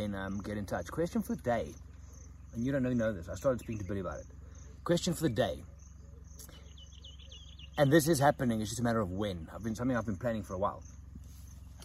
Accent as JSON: {"language": "English", "country": "South Africa", "said": "I'm from South Africa."}